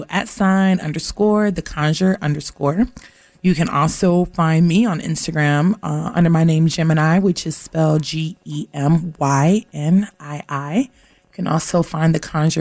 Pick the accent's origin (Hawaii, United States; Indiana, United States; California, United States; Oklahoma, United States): Hawaii, United States; Honolulu; I actually really was born in Honolulu